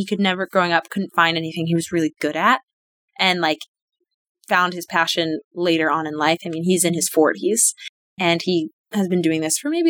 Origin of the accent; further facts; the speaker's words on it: Florida, United States; moved away as an adult; also born or lived in Washington Heights, New York; now in New York City, United States; So I was actually born in Washington Heights, New York, and moved to Florida, grew up in Florida.